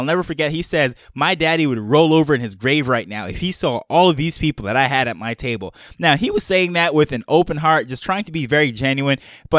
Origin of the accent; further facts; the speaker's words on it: Jamaica; born there; also born or lived in multiple cultures all over the world; my background is I am a Jamaican-born dual citizen. I grew up around multiple cultures all over the world.